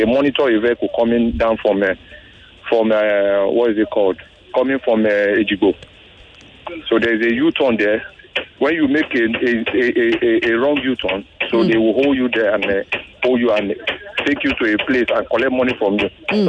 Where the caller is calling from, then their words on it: Ajao Estate, Lagos, Nigeria; Okay. Please, I'm calling from Ajao.